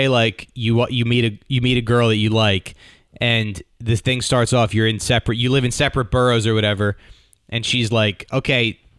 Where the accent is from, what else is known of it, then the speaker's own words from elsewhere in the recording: New Jersey, United States; I'm from Jersey.